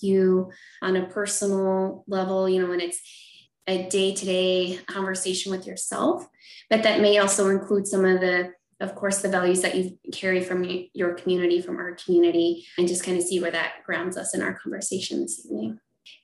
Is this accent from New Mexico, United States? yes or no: yes; Ramah Navajo, New Mexico, United States; moved away; I come from Rayma Navajo